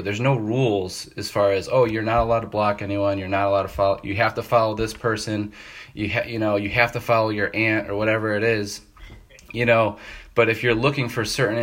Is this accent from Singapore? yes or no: no; Tonawanda, New York, United States; born and raised in Tonawanda, New York, which is north of Buffalo in between Niagara Falls and Canada there